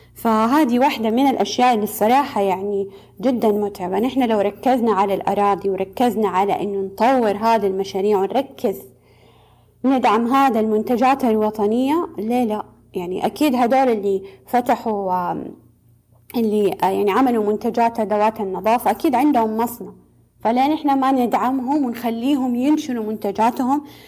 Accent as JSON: {"language": "Arabic", "country": "Saudi Arabia", "said": "عندنا في السعودية"}